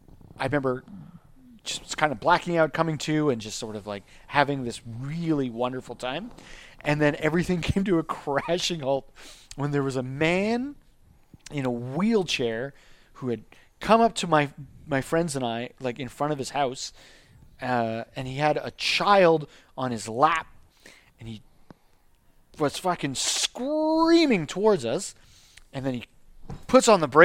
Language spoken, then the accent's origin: English; Vaudreuil-Dorion, Quebec, Canada; I grew up in Vaudreuil from, like, when I was, like, 10 to when I was, like, 18